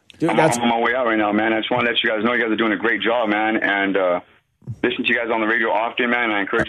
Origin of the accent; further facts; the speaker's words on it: Riverside, California, United States; now in Central Valley, United States; I'm originally from Riverside. I grew up in the church. I grew up in Calvary Chapel and Harvest and whatnot, man.